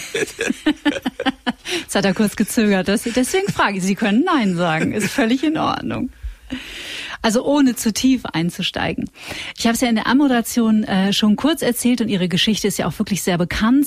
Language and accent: German; North Rhine-Westphalia, Germany; ich komme aus Nordrhein-Westfalen